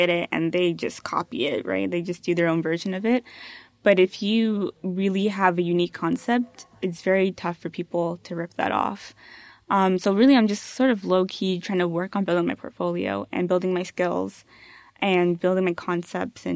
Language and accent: English; Canada; growing up, I definitely never felt Canadian.